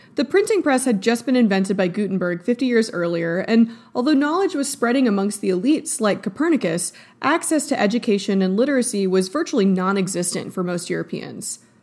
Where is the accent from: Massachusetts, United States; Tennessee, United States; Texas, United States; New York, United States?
Texas, United States; Austin; I'm from Austin